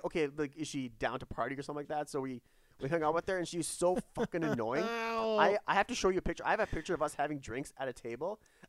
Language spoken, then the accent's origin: English; Canada; I'm from Canada.